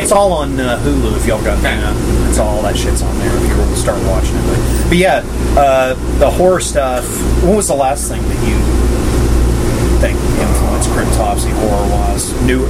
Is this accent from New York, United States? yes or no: no; Tennessee, United States; an hour and a half from where I grew up in Tennessee, is where they shot that damn thing.